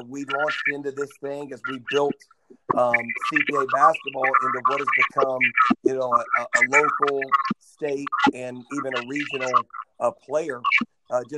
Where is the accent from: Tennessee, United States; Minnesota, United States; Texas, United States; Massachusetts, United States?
Tennessee, United States; Nashville; it was in my hometown